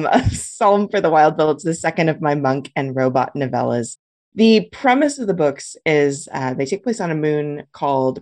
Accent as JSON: {"language": "English", "town": "Los Angeles", "region": "California", "country": "United States", "tie": "born or raised there", "also_born_or_lived": "San Francisco", "moved": "as an adult", "lives_now": "Humboldt County, United States", "said": "I grew up in Los Angeles. I was, born and bred there"}